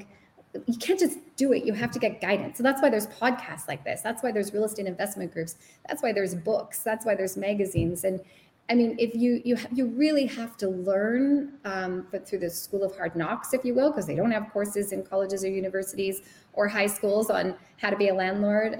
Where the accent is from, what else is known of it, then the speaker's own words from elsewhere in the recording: Sudbury, Ontario, Canada; I'm from Sudbury